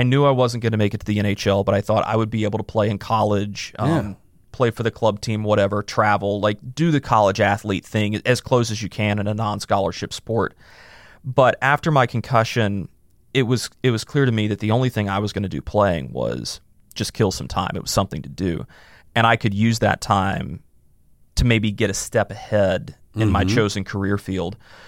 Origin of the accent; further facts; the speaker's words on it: North Carolina, United States; So I was able to work 4 years in my home state, which was an unbelievable honor. I'm a very proud North Carolinian